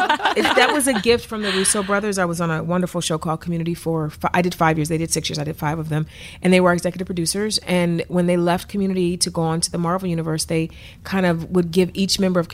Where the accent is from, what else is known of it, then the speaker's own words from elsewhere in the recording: East Cleveland, Ohio, United States; I'm a kid from East Cleveland that's loved Disney.